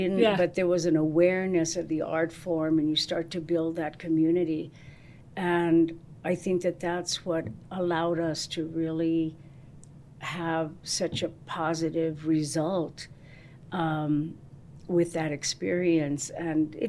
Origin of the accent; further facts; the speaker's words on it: Albuquerque, New Mexico, United States; I was from Albuquerque, New